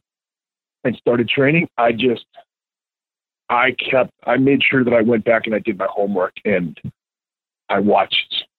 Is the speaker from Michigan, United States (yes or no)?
no; Two Rivers, Wisconsin, United States; I'm from Two Rivers, Wisconsin.